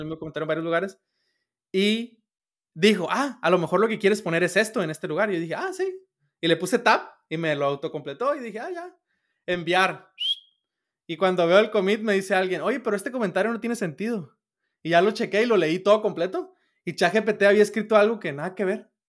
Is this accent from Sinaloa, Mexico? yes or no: yes; Sinaloa, Mexico; yo soy de Sinaloa